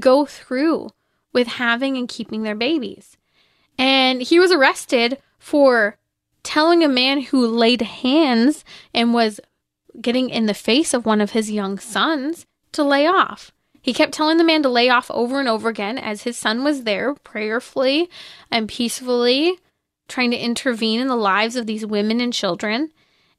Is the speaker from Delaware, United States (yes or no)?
no; California, United States; I come from California